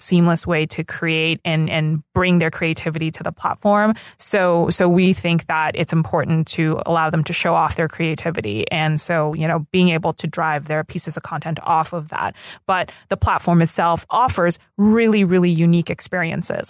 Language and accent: English; Los Angeles, California, United States; we both basically grew up here in L